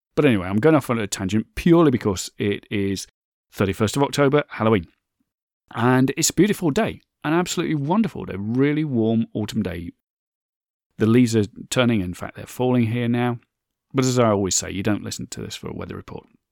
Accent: United Kingdom; my home country here, in the U K.

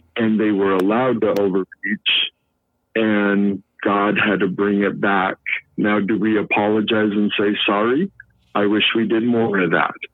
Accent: United States; being an American

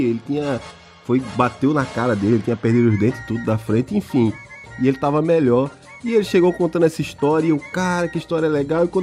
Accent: Northeast Region, Brazil; Eu vim do Nordeste, é diferente, lá é diferente.

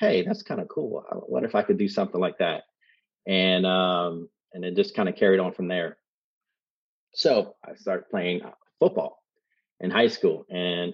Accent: Columbus, Ohio, United States; now in Dayton, United States; growing up in Columbus, Ohio, my dad was really strict

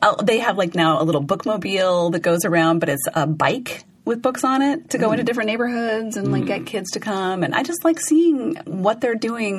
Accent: San Francisco, California, United States; I know, look at me, I'm from San Francisco.

